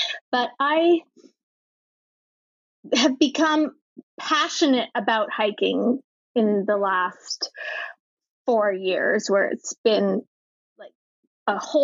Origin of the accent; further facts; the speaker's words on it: Vancouver Island, British Columbia, Canada; now in Whistler, Canada; I grew up on Vancouver Island